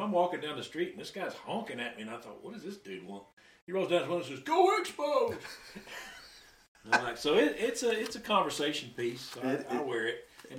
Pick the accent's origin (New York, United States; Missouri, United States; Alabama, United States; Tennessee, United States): Tennessee, United States; Chattanooga; I'm from Chattanooga.